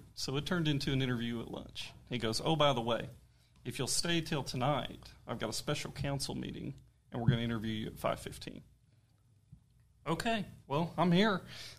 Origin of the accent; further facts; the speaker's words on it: Catoosa, Oklahoma, United States; moved away as an adult; now in Guthrie, United States; I'm originally from Catoosa.